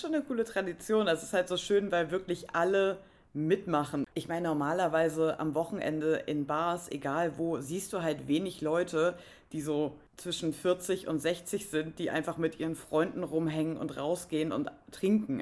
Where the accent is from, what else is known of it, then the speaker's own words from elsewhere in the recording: Northern Germany, Germany; ich komme aus Norddeutschland